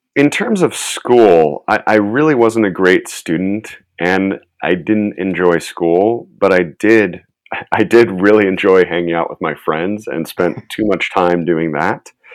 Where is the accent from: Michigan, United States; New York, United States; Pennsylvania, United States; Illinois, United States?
Illinois, United States; Chicago; moved away as an adult; now in Los Angeles, United States; I'm originally from the Chicago area. I grew up in, okay. in the suburbs there